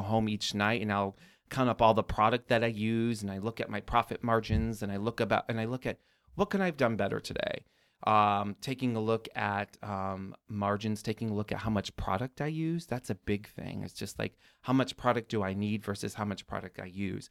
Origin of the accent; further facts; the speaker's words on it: Chicago, Illinois, United States; I even grew up here